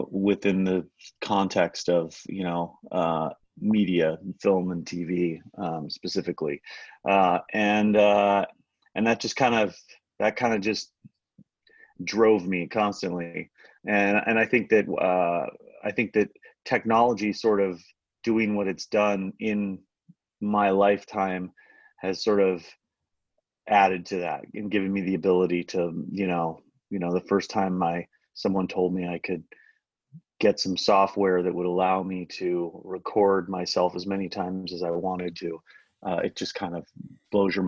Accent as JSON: {"language": "English", "town": "Los Angeles", "region": "California", "country": "United States", "tie": "born or raised there", "said": "I'm born and raised in LA."}